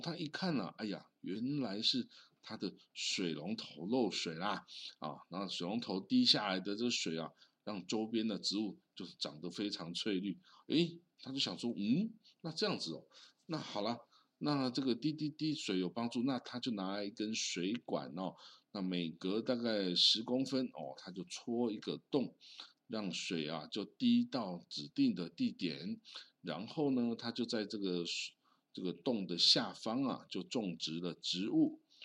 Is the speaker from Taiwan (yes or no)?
yes; Changhua County, Taiwan; 因为这我家乡是彰化啊